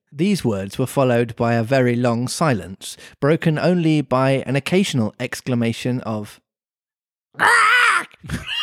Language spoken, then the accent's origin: English; Birmingham, West Midlands, United Kingdom; accent: Brummy; my Brummy accent